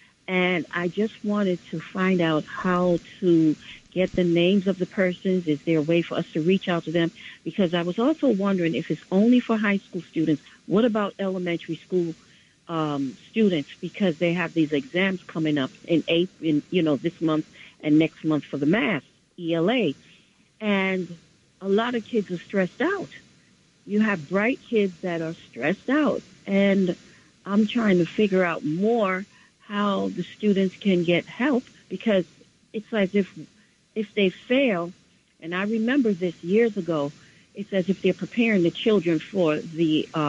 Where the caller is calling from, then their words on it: New York City, New York, United States; I'm calling from the Bronx. And I'm a grandparent.